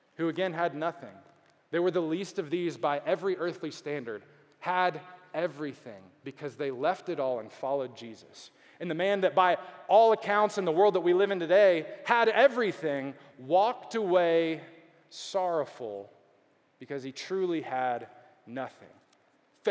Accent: Beaumont, Texas, United States; also born or lived in Dallas, Texas; now in Houston, United States; I grew up in Beaumont, which is not Houston

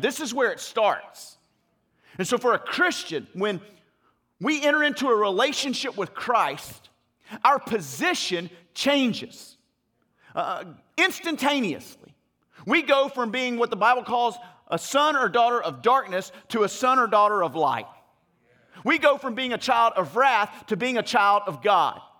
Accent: Louisiana, United States; moved away; also born or lived in Mississippi / Arkansas / Dallas, Texas; I'm originally from Louisiana.

